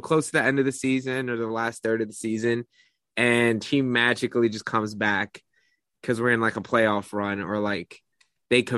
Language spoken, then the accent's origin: English; Philadelphia, Pennsylvania, United States; I'm from fucking Philly, yo. Like, I'm really from Philly